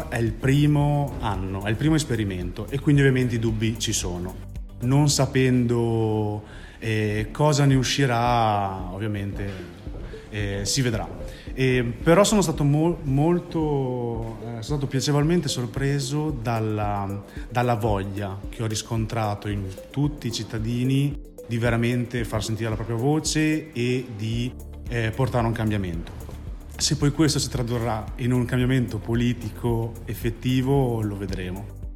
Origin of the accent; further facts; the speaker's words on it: Bologna, Emilia-Romagna, Italy; vengo da Bologna